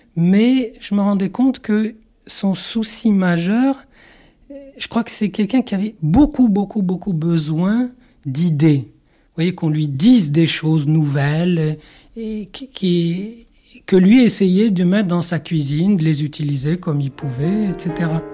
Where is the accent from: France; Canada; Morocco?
Morocco; moved away; dans mon enfance euh, au Maroc et mon éducation un peu biblique